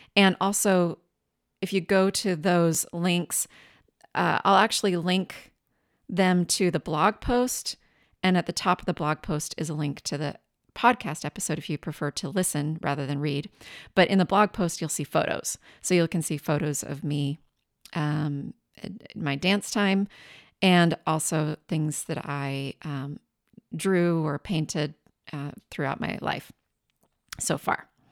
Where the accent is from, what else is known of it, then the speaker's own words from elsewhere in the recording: southeastern Washington State, United States; moved away as an adult; also born or lived in Tacoma, Washington / San Francisco; I grew up in Washington State, the southeastern side of the state